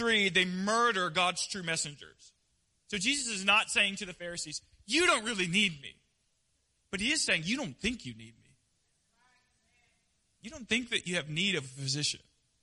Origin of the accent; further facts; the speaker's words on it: Pensacola, Florida, United States; now in Hilton Head, United States; now I'm stuck in Pensacola where I was raised